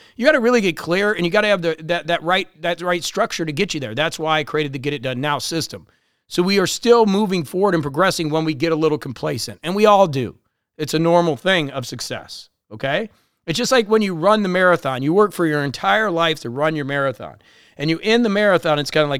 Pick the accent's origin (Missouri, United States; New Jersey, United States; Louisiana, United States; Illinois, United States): Illinois, United States; Chicago; also born or lived in Florida / Colombia; I grew up in Chicago in this area and obviously spent a lot of time in Florida and Columbia.